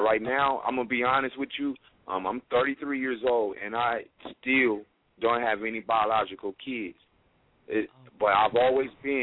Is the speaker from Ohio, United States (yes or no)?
yes; Toledo, Ohio, United States; now in Dayton, United States; I'm from Toledo, Ohio. I reside in Dayton, Ohio now. I've been in Dayton, Ohio for about 14 years now